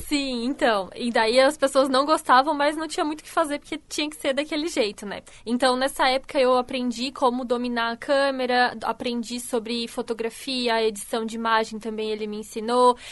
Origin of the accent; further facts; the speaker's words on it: Canelinha, Santa Catarina, Brazil; moved away as an adult; also born or lived in Brusque; now in Criciúma, Brazil; eu nasci em Canelinha, uma cidadezinha bem pequenininha no norte do estado de Santa Catarina.